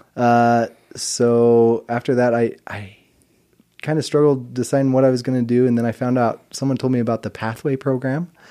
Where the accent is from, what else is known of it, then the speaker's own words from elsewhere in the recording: Mountain Home, Idaho, United States; I grew up in a little town called Mountain Home, Idaho